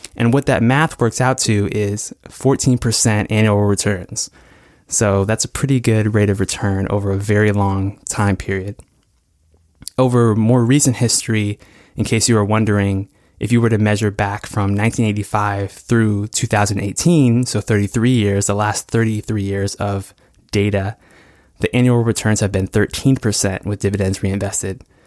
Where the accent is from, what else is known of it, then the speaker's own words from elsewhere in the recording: United States; growing up in the United States